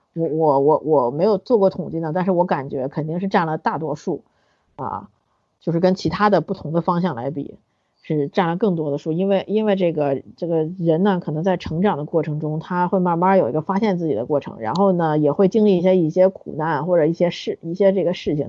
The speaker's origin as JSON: {"language": "Chinese", "country": "China", "said": "我们中国人"}